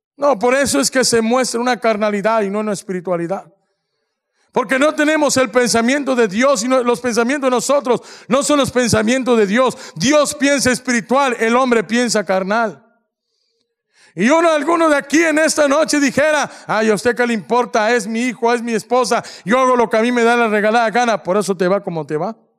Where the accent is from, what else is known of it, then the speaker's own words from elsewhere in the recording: Mexico; somos mexicanos